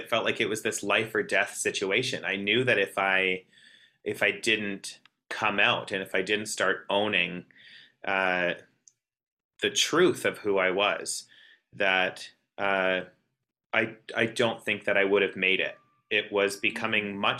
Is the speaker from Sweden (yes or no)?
no; Southern Alberta, Canada; growing up in Southern Alberta, that's ultra conservative, you know, small town